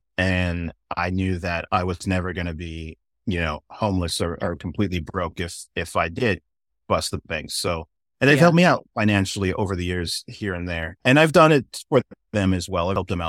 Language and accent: English; Inglewood, California, United States; accent: white boy accent; despite my white boy accent, I am black. And yeah, I grew up in all over the place, but my formative years were in Southern California and in Inglewood and Redondo area.